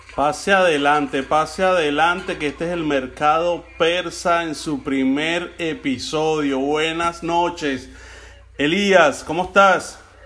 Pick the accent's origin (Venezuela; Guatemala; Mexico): Venezuela; now in Florida, United States; hoy me sentí más que nunca en mi país, hoy me sentí verdaderamente en Venezuela